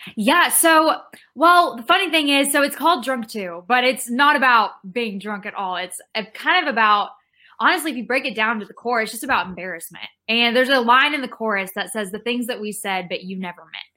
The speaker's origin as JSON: {"language": "English", "town": "Rockwall", "region": "Texas", "country": "United States", "moved": "yes", "lives_now": "Nashville, United States", "said": "I am from Rockwall, Texas, which is a small town east of Dallas, but I live in Nashville now"}